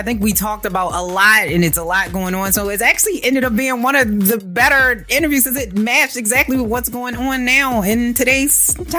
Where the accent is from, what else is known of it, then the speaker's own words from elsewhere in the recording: Baltimore, Maryland, United States; I understand your frustration. I'm from Baltimore. I get it.